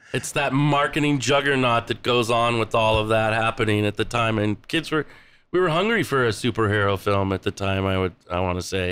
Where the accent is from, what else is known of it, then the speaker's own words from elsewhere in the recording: Minneapolis, Minnesota, United States; I'm from Minneapolis, Saint Paul